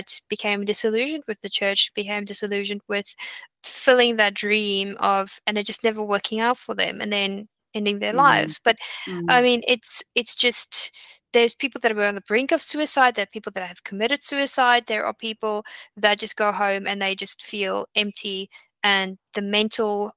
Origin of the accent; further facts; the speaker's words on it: South Africa; moved away as an adult; also born or lived in Australia; I come from South Africa at that point. South Africa, living in South Africa is very different from Australia